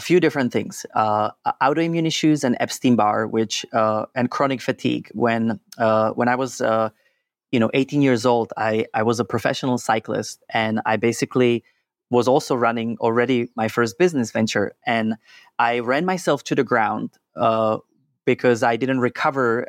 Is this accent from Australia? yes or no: no; Czechia; I was born and raised in Czech Republic